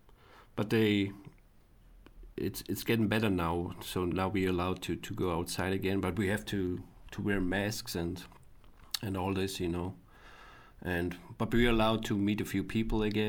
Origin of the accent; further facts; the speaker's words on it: a small town in Upper Austria, Austria; now in Vienna, Austria; I'm from a small town in Upper Austria, it's called. It's more countryside compared to Vienna.